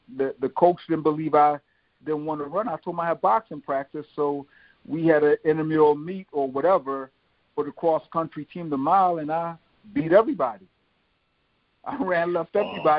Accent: Philadelphia, Pennsylvania, United States; also born or lived in Jamaica; growing up in Southwest Philadelphia, a lot of the guys I grew up with, we were like brothers

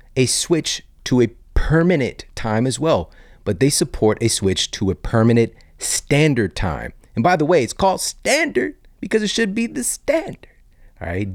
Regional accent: St. Louis, Missouri, United States; also born or lived in Ferguson, Missouri; growing up in South City, Saint Louis, East Saint Louis, Ferguson, Missouri

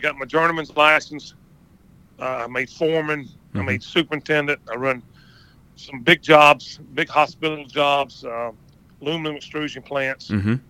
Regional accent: Macon, Georgia, United States; also born or lived in Lizella, Georgia; All right. I was born and raised in Macon, Georgia.

